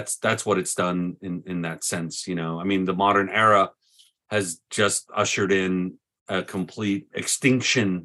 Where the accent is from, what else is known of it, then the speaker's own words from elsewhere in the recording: Deep South, United States; I grew up in the Deep South